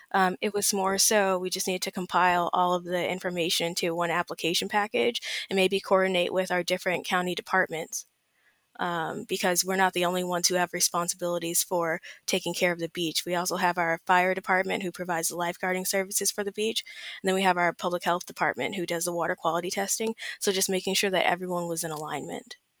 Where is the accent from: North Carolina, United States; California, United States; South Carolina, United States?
California, United States; Southern; I'm from Southern California. I've been born and raised here all my life